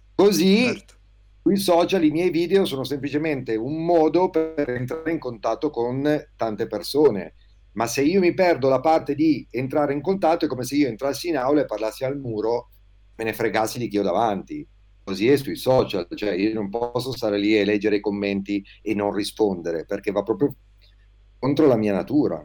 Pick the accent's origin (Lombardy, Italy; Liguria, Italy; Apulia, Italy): Liguria, Italy; moved away as an adult; also born or lived in Klagenfurt, Austria; now in Province of Alessandria, Italy; ho quarantotto anni, sono ligure, Ma da un po' di anni vivo in provincia di Alessandria